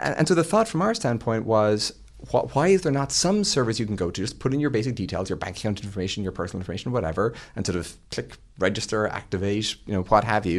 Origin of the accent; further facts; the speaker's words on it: Ireland; moved away; when I was growing up in Ireland